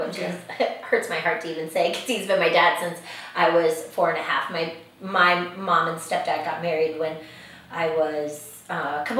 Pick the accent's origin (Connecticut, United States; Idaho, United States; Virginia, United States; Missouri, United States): Virginia, United States; Northern; accent: a little bit of a southern accent; also born or lived in Colorado; I grew up here in Northern Virginia, actually right in Knoxville. So I've lived other places, but it calls me back. I was born and raised here.